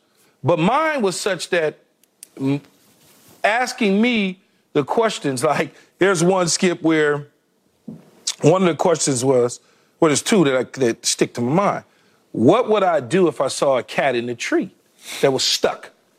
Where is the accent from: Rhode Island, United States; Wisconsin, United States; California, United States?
California, United States; Los Angeles; It was about me growing up in South Los Angeles, which at the time was South Central LA, but now it's renamed South Los Angeles.